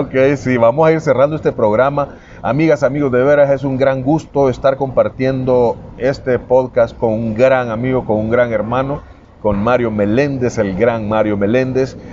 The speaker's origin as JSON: {"language": "Spanish", "country": "El Salvador", "said": "tenemos los salvadoreños"}